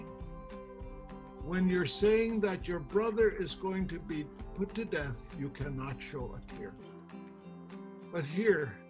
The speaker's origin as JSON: {"language": "English", "town": "Yakutat", "region": "Alaska", "country": "United States", "tie": "born or raised there", "also_born_or_lived": "Washington State", "moved": "as an adult", "lives_now": "Washington, United States", "said": "I came from a teeny little village, 250 people in Yakutat, Alaska."}